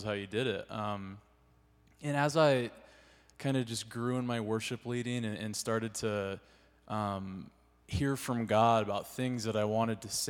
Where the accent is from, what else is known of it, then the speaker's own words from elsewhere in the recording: California, United States; moved away; I'm from California, and I started leading at this church.